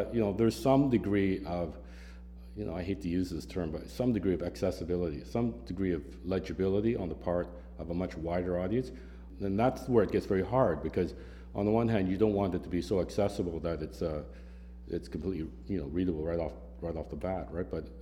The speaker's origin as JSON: {"language": "English", "country": "Canada", "moved": "yes", "lives_now": "Philadelphia, United States", "said": "as a Canadian"}